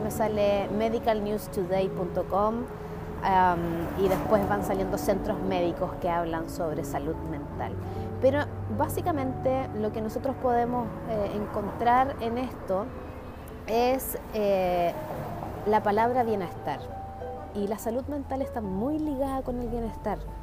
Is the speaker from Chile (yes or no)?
yes; Chile; identidad local como chileno